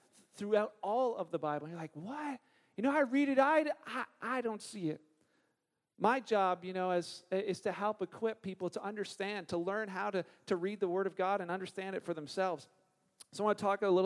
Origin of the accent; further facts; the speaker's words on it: Canada; we're Canadian